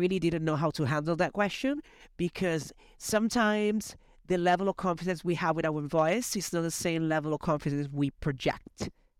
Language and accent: English; Italy; English is a second language; also born or lived in United Kingdom; Talking about accents, I'm Italian and I lived in the UK for 10 years, so my accent is a little bit of both.